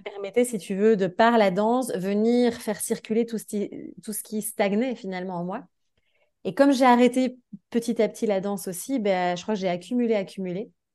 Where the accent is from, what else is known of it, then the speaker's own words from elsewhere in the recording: Belgium; moved away as an adult; mon pays. Enfin, tu vois, genre, j'ai quitté la Belgique